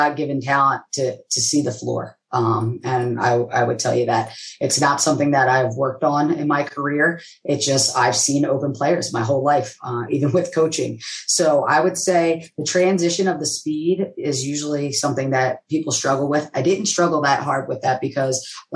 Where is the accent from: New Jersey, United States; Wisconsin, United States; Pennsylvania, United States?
Pennsylvania, United States; Philadelphia; growing up in Philadelphia, I grew up in Southwest and went to school in West Philadelphia